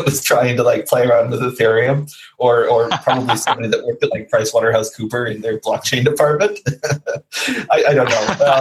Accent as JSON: {"language": "English", "country": "United States", "said": "I'm American"}